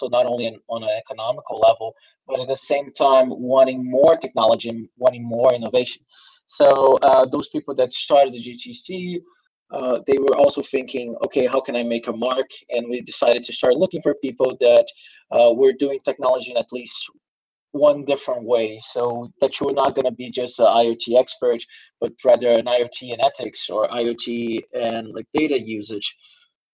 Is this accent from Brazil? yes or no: yes; Brazil; moved away as an adult; also born or lived in Germany / Taiwan; now in Berlin, Germany; I have studied and research economics in Brazil, my native country